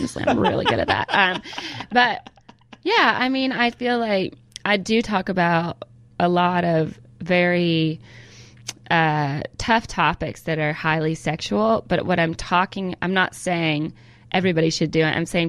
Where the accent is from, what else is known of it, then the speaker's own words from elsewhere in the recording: California, United States; born there; I remember I was born in California, so we used to come back to California all the time.